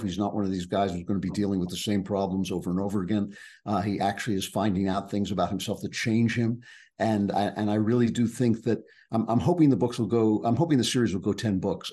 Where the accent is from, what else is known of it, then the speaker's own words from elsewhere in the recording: East Coast, United States; I grew up on the East Coast